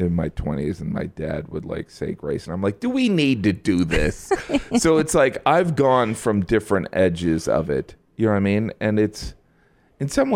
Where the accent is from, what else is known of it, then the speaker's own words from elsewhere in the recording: Indiana, United States; moved away; I grew up in Indiana